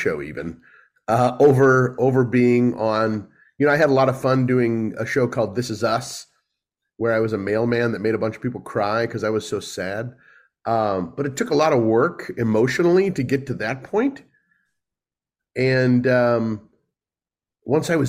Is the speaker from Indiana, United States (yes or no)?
no; St. Louis, Missouri, United States; now in Los Angeles, United States; St. Louis, my hometown.